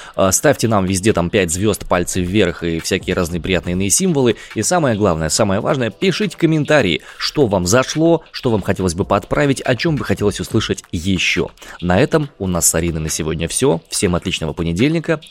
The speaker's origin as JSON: {"language": "Russian", "region": "Siberia", "country": "Russia", "accent": "Siberian"}